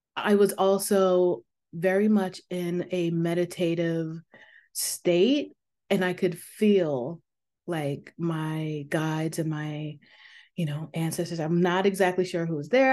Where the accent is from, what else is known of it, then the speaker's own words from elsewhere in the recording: New York, United States; moved away; I am from New York